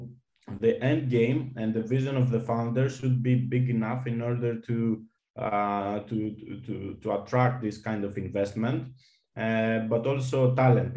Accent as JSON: {"language": "English", "country": "Greece", "also_born_or_lived": "Malta", "said": "my home country in Greece"}